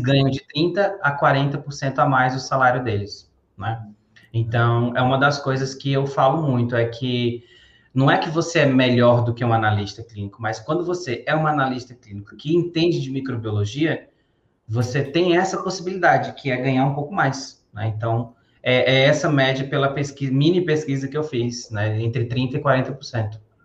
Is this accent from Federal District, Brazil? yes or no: yes; Brasília, Federal District, Brazil; moved away as an adult; also born or lived in Ceará; now in Roraima, Brazil; Quando era moleque, eu morava em Ceilândia.